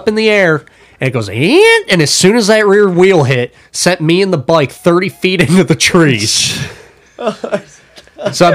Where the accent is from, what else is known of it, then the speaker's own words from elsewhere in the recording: Lake in the Hills, Illinois, United States; I'm from Lake in the Hills